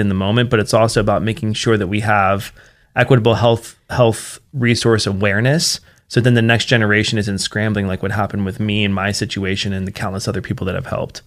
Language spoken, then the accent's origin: English; Martinsburg, West Virginia, United States; moved away as an adult; now in Treasure Valley, Idaho, United States; my hometown in particular, uh, which is Martinsburg, West Virginia